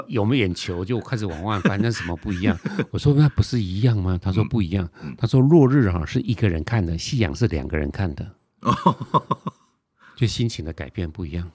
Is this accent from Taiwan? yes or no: yes; Taiwan; also born or lived in Tainan; 我们台湾人就傻傻地以为说是荷兰人